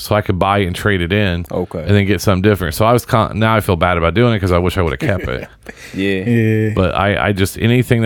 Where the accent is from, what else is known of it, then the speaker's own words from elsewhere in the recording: Southern Indiana, United States; There was a Big Lots in my hometown.